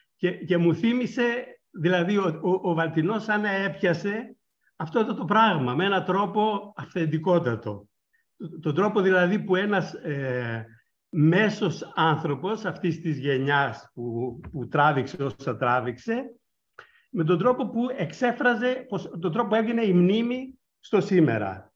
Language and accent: Greek; northern Greece, Greece; η καταγωγή μου είναι από τη Βόρεια Ελλάδα και στη δεκαετία του 60, κάνοντας καπνά